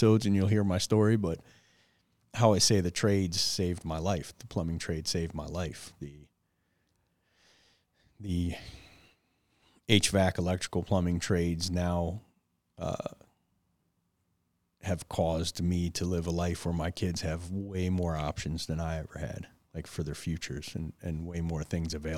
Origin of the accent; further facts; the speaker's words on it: Detroit, Michigan, United States; growing up in Detroit, no dad, hanging around gangs and drugs